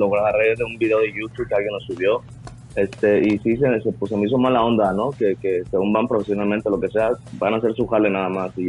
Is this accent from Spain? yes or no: no; Mexico; Yo, yo crecí en México, pero México cuando estaba niño estaba eso del Big Brother y todo eso.